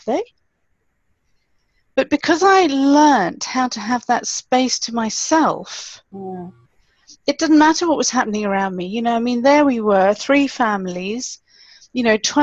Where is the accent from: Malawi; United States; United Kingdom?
Malawi; I grew up in Malawi, which is fantastic, and we lived in town